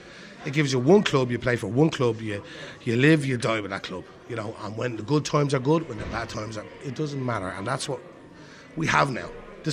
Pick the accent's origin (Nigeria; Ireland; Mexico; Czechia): Ireland; Dublin, Leinster; I came from Dublin, Finglas. I played my club football with Aaron's Isle in County Armagh, Dublin, and my kids all play Rathoth.